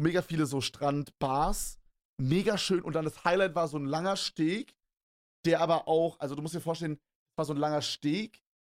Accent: Berlin, Germany; Bei uns in Berlin

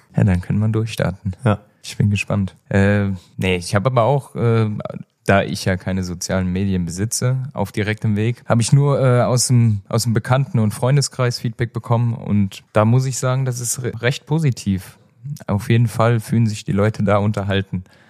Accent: Germany; bei uns in Deutschland

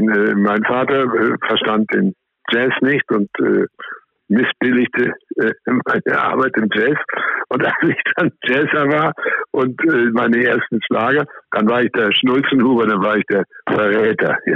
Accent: Austria; ich bin ja in Österreich aufgewachsen und habe ein großes Herz für die österreichische Volksmusik.

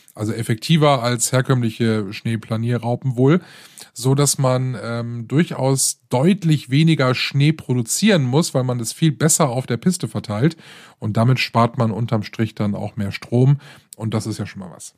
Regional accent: Rhineland, Germany; hier bei uns im Rheinland

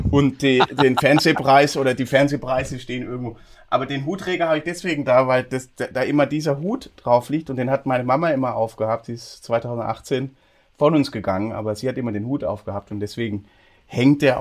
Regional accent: Bavaria, Germany; viele tun mich auch in die fränkische Ecke rein. Da bin ich aber nur aufgewachsen in der Ecke.

